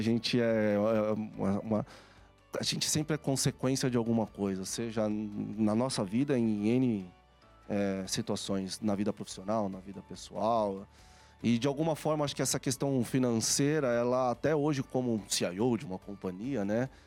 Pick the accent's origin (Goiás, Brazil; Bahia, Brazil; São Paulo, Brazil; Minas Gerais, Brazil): São Paulo, Brazil; eu nasci aqui em São Paulo